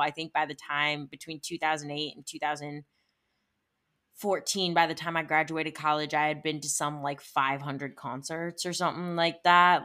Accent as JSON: {"language": "English", "town": "Cleveland", "region": "Ohio", "country": "United States", "tie": "born or raised there", "also_born_or_lived": "Arizona", "moved": "yes", "lives_now": "Los Angeles, United States", "said": "grew up in Ohio, in the Cleveland area"}